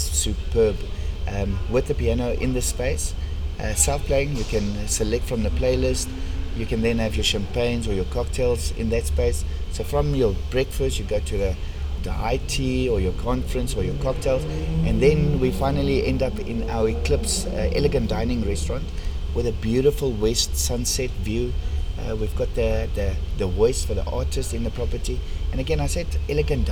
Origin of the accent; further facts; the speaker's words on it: South Africa; accent: strong Afrikaans; my strong Afrikaans accent